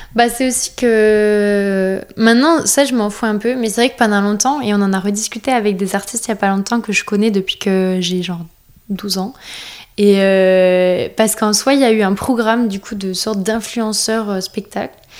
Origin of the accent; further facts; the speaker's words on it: France; on est français